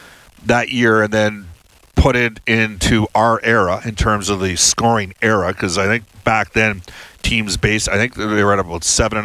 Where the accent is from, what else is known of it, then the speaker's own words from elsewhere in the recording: Val Marie, Saskatchewan, Canada; I was like Brian Trottier growing up in Valmarie, Saskatchewan.